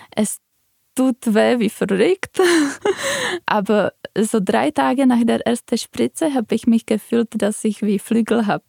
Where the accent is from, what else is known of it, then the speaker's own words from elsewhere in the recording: Czechia; moved away; Ich komme aus Tschechien